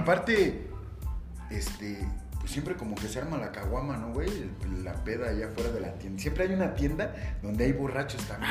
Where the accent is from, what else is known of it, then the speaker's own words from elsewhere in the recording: Mexico City, Mexico; en la Agrícola Oriental, esa es la colonia. Sí, bueno, Dice la historia que nací en una clínica, en un hospital, en la colonia Roma